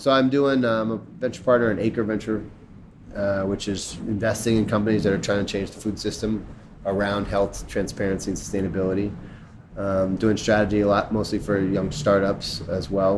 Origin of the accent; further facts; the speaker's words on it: Chicago, Illinois, United States; I'm from Chicago, from Hyde Park, where they're from, and so I actually knew them when I was in high school